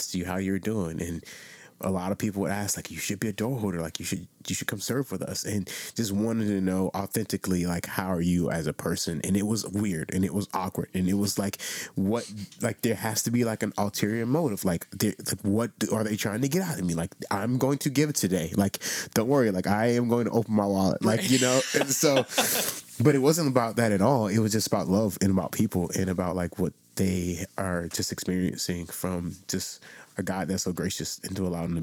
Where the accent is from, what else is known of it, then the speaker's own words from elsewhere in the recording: South Florida, United States; I was born in South Rancho, Florida, South Florida, small church. My grandmother's church was probably 30 people